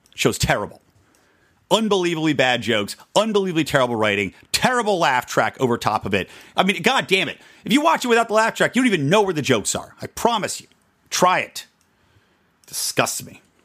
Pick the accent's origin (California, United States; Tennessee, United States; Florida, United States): California, United States; my home state of California